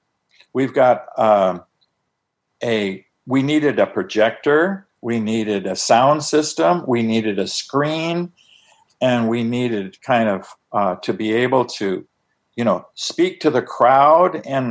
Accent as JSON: {"language": "English", "town": "Tucson", "region": "Arizona", "country": "United States", "tie": "born or raised there", "said": "he was living right there in my hometown of Tucson, Arizona."}